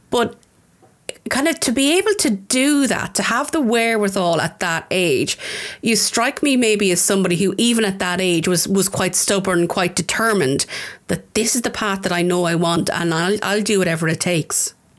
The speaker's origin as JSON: {"language": "English", "town": "Tullamore", "region": "County Offaly", "country": "Ireland", "said": "I'm a very proud Offaly woman. I'm from Tullamore, um, the town."}